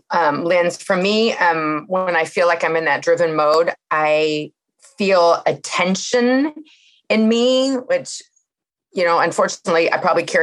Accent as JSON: {"language": "English", "town": "Santa Cruz", "region": "California", "country": "United States", "said": "I'm from Santa Cruz, California."}